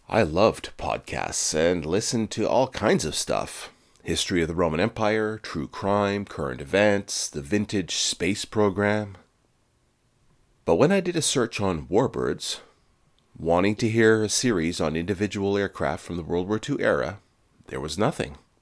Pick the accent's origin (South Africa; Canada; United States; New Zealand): Canada; I'm Canadian, eh?